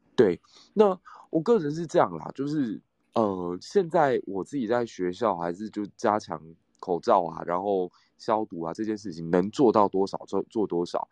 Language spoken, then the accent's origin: Chinese; Taiwan; 我们台湾人